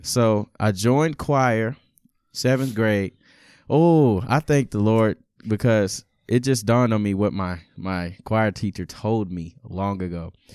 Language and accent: English; Beaumont, Texas, United States; also born or lived in Lawrence, Kansas; I was born and raised in Lawrence, Kansas, uh, till about six or seven years old, and then we made a, a drastic move to Beaumont, Texas